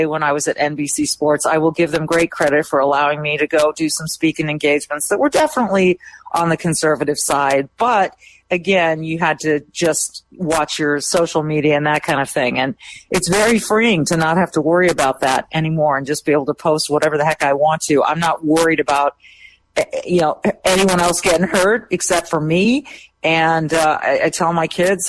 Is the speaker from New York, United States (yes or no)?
no; Minnesota, United States; as a Minnesotan